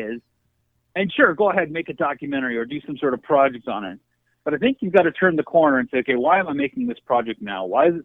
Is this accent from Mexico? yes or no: no; Canada; also born or lived in United States; being a Canadian, growing up as an outsider by default